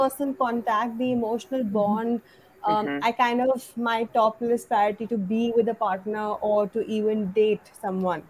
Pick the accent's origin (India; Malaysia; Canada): India; I'm from India and I got married the traditional way